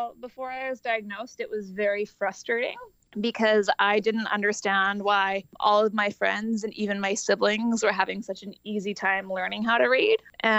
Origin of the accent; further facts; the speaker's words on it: Vancouver, British Columbia, Canada; Vancouver, British Columbia.